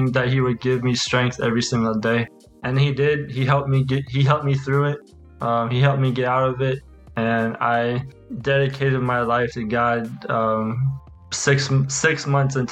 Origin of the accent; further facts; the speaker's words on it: Washington, District of Columbia, United States; also born or lived in Tallahassee, Florida / Tennessee; now in Germany; I was raised in Washington, D.C., so it was a very big culture shock